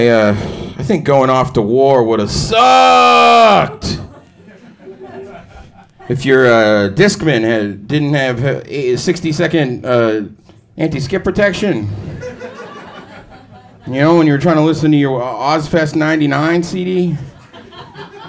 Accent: Boston, Massachusetts, United States; now in Portland, United States; I'm from Boston

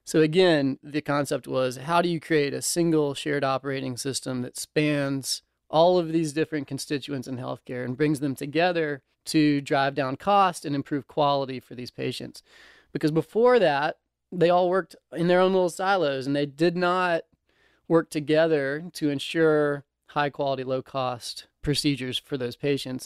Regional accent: Nashville, Tennessee, United States; also born or lived in Chapel Hill; born and raised in Nashville

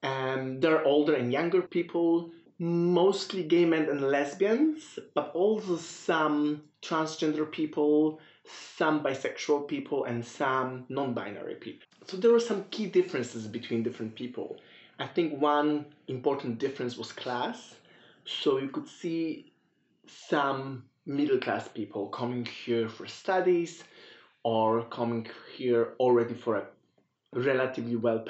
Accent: Poland; moved away as an adult; also born or lived in Belgium; And I did my PhD in Belgium, so I moved from Poland to Belgium, and my cases at that time were like clear national cases. So I just studying Polish queer people in Poland and their digital cultures. And being migrant myself

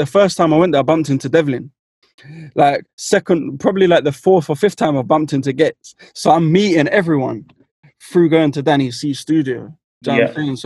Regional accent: London, United Kingdom; I'm from West London

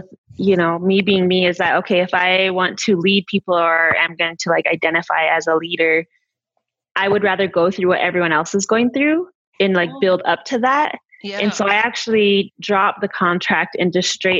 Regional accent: Northern Cheyenne Indian Reservation, Montana, United States; raised on the Northern Cheyenne Indian Reservation in Montana

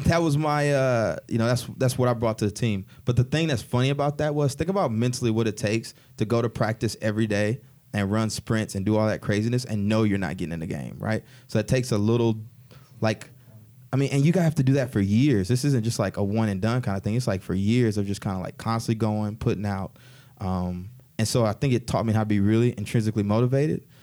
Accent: College Station, Texas, United States; moved away as an adult; also born or lived in Newark; I was born and raised in College Station, Texas

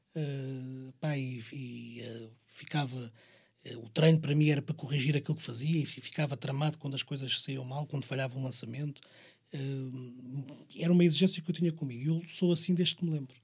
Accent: Barreiro, Setúbal, Portugal; nós somos do Barreiro

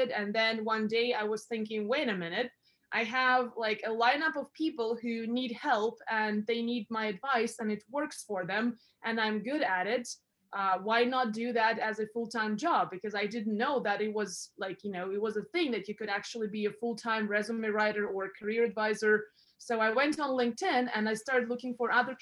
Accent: Russia; also born or lived in Europe; now in Canada; I was born in Russia

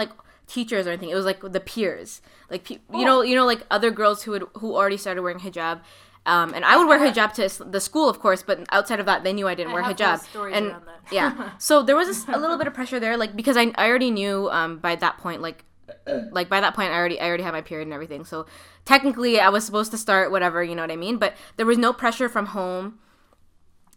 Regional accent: Toronto, Ontario, Canada; also born or lived in Markham, Ontario; I grew up in Scarborough, right? Before I moved to Markham. So I was in Scarborough up until the end of grade 7

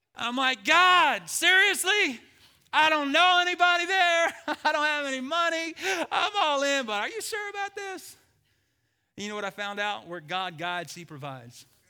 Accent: Birmingham, Alabama, United States; moved away as an adult; also born or lived in Idaho; I'm from Birmingham, Alabama.

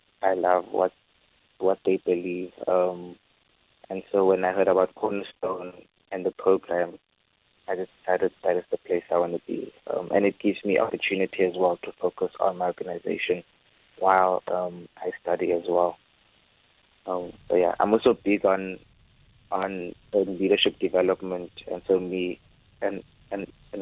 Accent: Free State, South Africa; now in Cape Town, South Africa; I'm from the Free State, so it's always been in my heart to be able to go back to where I'm originally from

